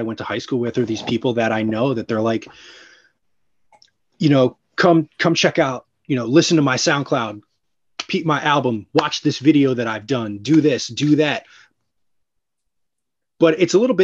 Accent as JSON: {"language": "English", "region": "New Jersey", "country": "United States", "tie": "born or raised there", "moved": "as an adult", "lives_now": "New York City, United States", "said": "I grew up in South Jersey. That's where all of that happened. Like, I moved out of there 2 years ago."}